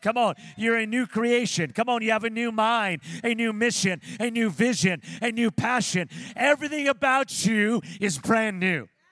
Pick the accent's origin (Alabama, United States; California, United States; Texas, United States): California, United States; Pico Rivera; moved away as an adult; now in Las Vegas, United States; when I was growing up in Pico Rivera, California